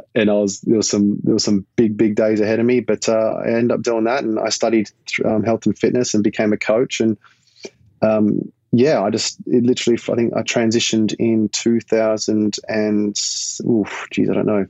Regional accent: Perth, Western Australia, Australia; moved away; Growing up in Perth, I absolutely loved it. I still do. I miss home every day

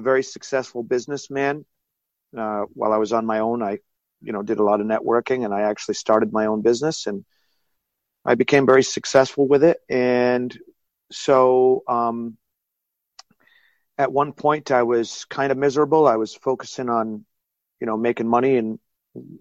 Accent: Coventry, Rhode Island, United States; I was born in Coventry, Rhode Island, and that's where my judo club is

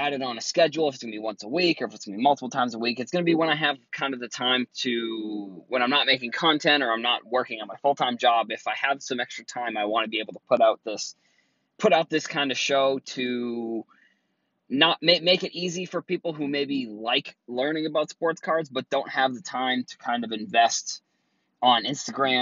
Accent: Cape Cod, Massachusetts, United States; now in Boston, United States; I am from Boston, originally from Cape Cod

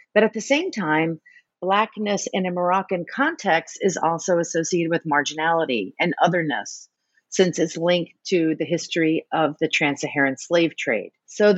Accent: New Orleans, Louisiana, United States; And so as an American, and I grew up in New Orleans in the South, I was very sensitive to these racialized categories.

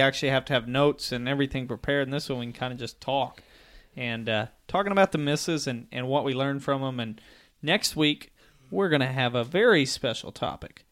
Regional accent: Missouri, United States; growing up in Missouri

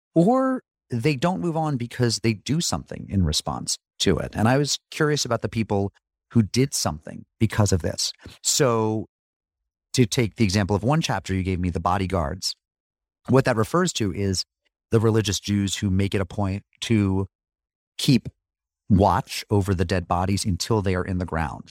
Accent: Springfield, Massachusetts, United States; I grew up in Springfield, Massachusetts

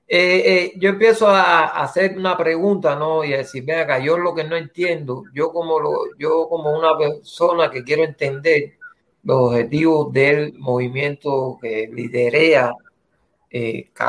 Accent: Cuba; evidentemente yo soy cubano, yo puedo ver lo que él está haciendo por Cuba

